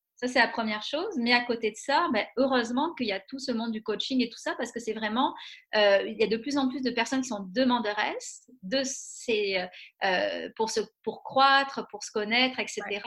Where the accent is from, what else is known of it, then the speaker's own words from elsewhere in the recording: France; moved away as an adult; now in Quebec City, Canada; je suis française d'origine, mais ça fait 16 ans que je suis à Québec